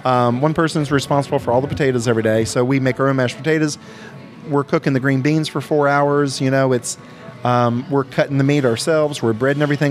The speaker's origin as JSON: {"language": "English", "area": "Shenandoah Valley", "region": "Virginia", "country": "United States", "tie": "born or raised there", "moved": "yes", "lives_now": "Sevier County, Tennessee, United States", "said": "where I grew up in Virginia, in the Shenandoah Valley in Virginia"}